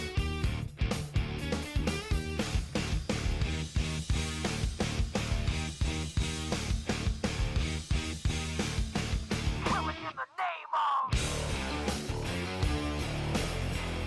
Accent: Duluth, Minnesota, United States; I'm from Duluth, Minnesota, so we got the Bulldogs

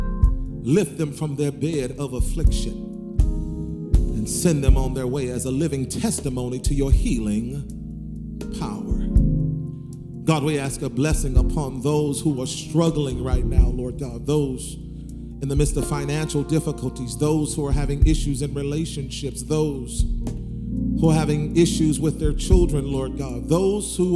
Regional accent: the South, United States; I'm going back to my roots in the South

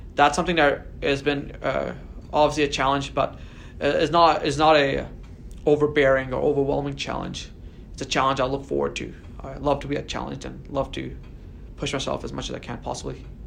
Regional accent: Delta, British Columbia, Canada; I still live in the North End. This is very much home for me. I moved to North End around in 2000 or 2001 when I was six or seven years old.

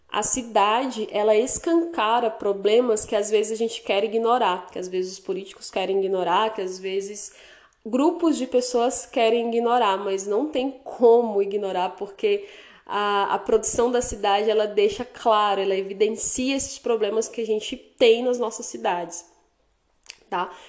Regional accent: Porto Velho, Rondônia, Brazil; moved away as an adult; now in Vilhena, Brazil; a minha cidade natal que é Porto Velho

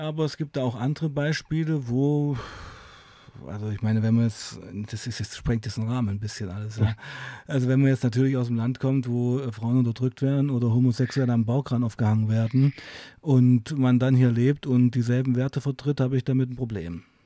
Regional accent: East Germany, Germany; ich auch Ostdeutscher bin und eben auch die Wende sehr aktiv mitgemacht habe

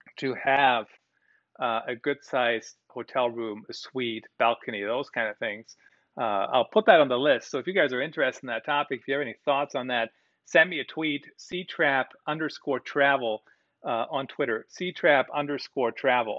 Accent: Germany; now in United States; I did grow up in Germany, did grow up in Europe

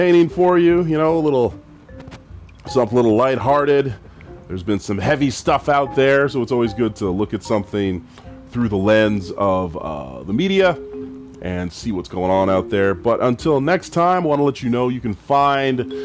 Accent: Edmonton, Alberta, Canada; I'm from the west side of Edmonton

